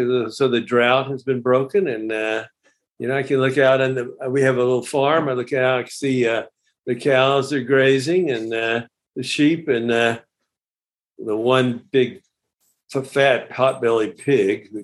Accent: Houston, Texas, United States; I grew up in Houston. I say, suburban kid

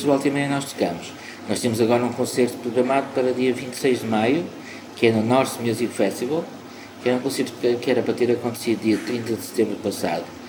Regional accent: Porto, Norte, Portugal; also born or lived in Angola; eu sou angolano, fui morar para o Porto com cinco anos de idade. Eh, e sou portuense, de alma e coração

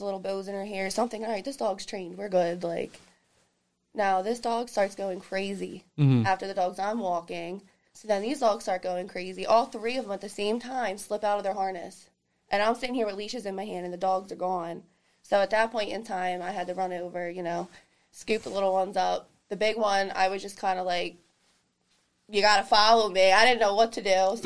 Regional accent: Coatesville, Pennsylvania, United States; I'm from Coatesville, Pennsylvania

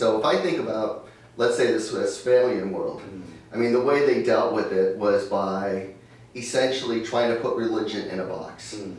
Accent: United States; as an American

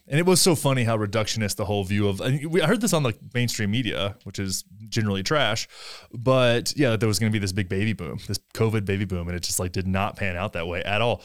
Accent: Graham, Texas, United States; my hometown of Graham, Texas

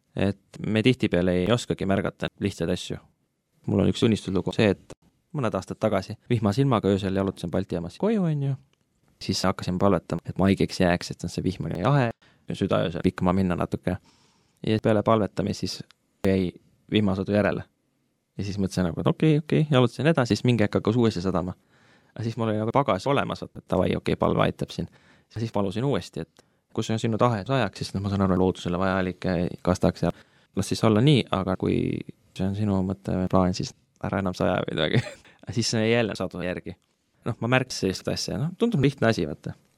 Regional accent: Tartu, Tartu County, Estonia; moved away as an adult; now in Tallinn, Estonia; pärit Tartust, nüüd elan Tallinnas juba viimased viis-kuus aastat

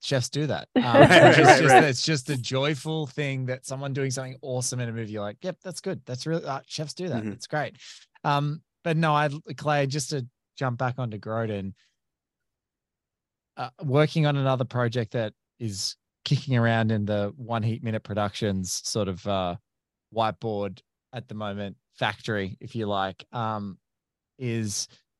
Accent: Australia; As an Australian whose most recent international trip, I had to walk even from domestic international terminal to domestic.

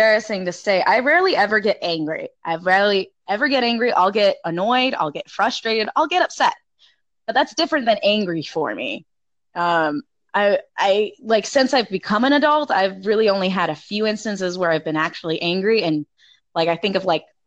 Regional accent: South Texas, United States; I'm originally from South Texas. I'm from the South

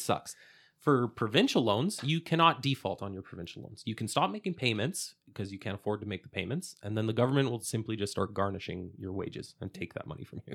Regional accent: Edmonton, Alberta, Canada; I, I grew up here in Alberta and Edmonton

